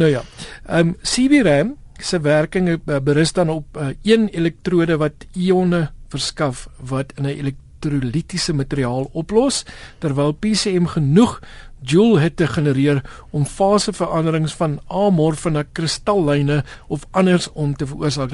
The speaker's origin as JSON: {"language": "Afrikaans", "region": "Western Cape", "country": "South Africa", "tie": "born or raised there", "said": "Ek het groot geword onder in die Weskaap"}